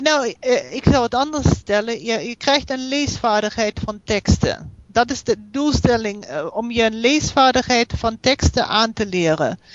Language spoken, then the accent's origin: Dutch; Germany; accent: German; Dutch is a second language; also born or lived in United States; je merkt wel dat ik uit Duitsland kom.